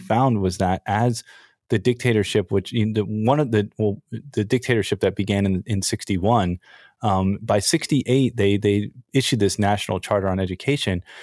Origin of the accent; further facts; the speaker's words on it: United States; now in Japan; I grew up in America in the nineties